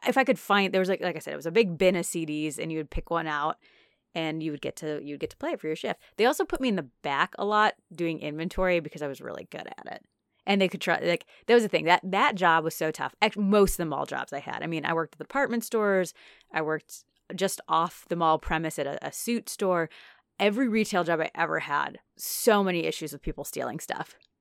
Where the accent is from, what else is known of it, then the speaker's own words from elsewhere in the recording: Naperville, Illinois, United States; my hometown